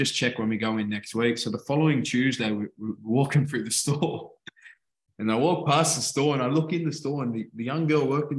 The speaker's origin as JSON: {"language": "English", "country": "Australia", "moved": "as an adult", "lives_now": "England", "said": "I'm Australian"}